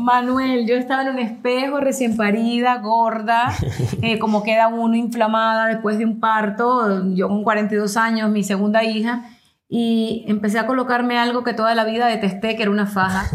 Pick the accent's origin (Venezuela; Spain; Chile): Venezuela; moved away as an adult; now in United States; yo vengo de Venezuela, yo tengo 22 años siendo inmigrante en los Estados Unidos